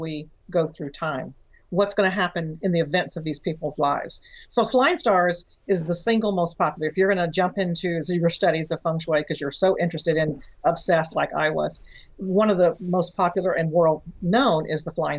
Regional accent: Texas, United States; I'm from Texas

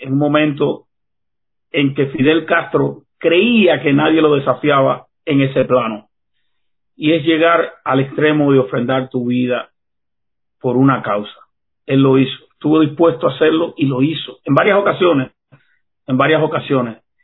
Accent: Cuba; Como joven cubano, levantarme contra esa tiranía, lo hice en 1988

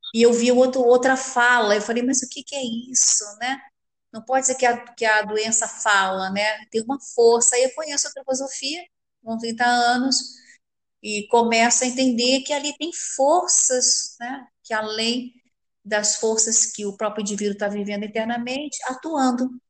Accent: Rio de Janeiro, Brazil; eu sou carioca do Rio de Janeiro

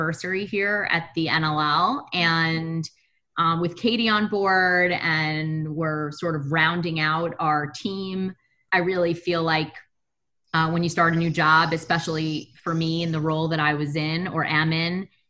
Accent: New York City, New York, United States; I grew up in Brooklyn, which is really melting pot

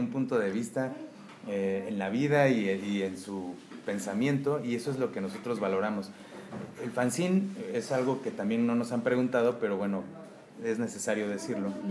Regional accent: Mexico; México en general es un país bastante surrealista. ¿No? Entonces eh, somos muy alegres

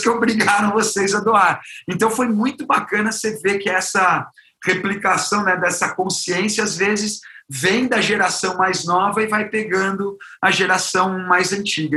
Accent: Brazil; enquanto brasileiro

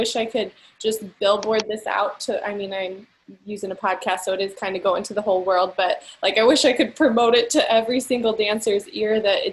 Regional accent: Collinsville, United States; in Collinsville, my hometown, like, there's not too many people, at least growing up in the 90s

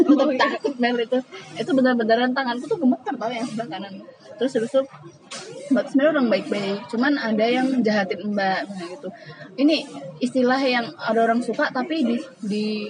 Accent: Semarang, Central Java, Indonesia; now in Yogyakarta, Indonesia; sama-sama kita orang Semarang

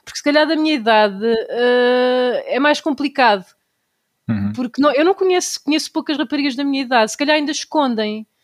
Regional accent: Tomar, Centro, Portugal; Vocês não conhecem o carnaval da minha terra, não existe nenhum em Portugal igual ao da Linha linhaceira do Conselho de Tomar

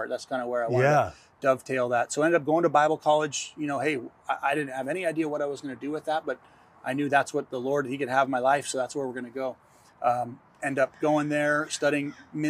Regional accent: Carpinteria, California, United States; I grew up in Carpinteria, small town, classic, idyllic

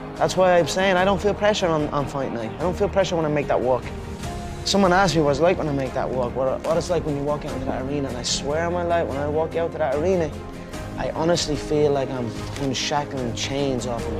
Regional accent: Ireland; my home country.

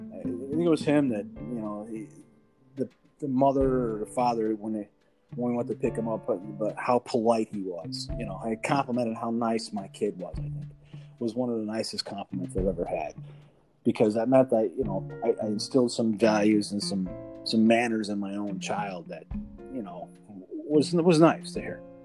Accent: Chicago, Illinois, United States; I grew up in the Chicago streets, you know, so I come across a little little gruff

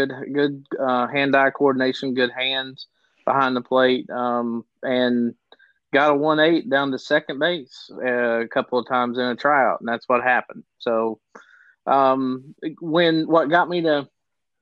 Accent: Biggs Branch, Kentucky, United States; I was a kid from Biggs Branch

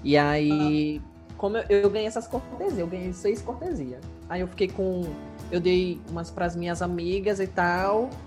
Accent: Maranhão, Brazil; eu sou do Maranhão

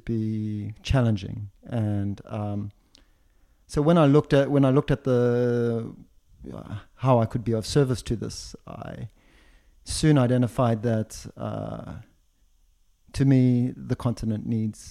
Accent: Zimbabwe; moved away as an adult; also born or lived in South Africa / London, United Kingdom; now in Switzerland; I was born in Zimbabwe, born and raised in Zimbabwe

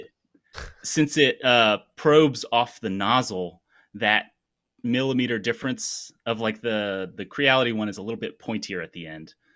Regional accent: Tennessee, United States; moved away as an adult; now in Huntsville, United States; I'm from Tennessee originally

